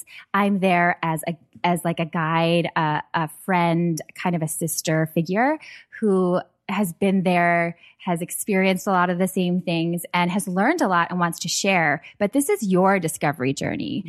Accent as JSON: {"language": "English", "region": "Minnesota", "country": "United States", "tie": "born or raised there", "said": "I grew up in Minnesota"}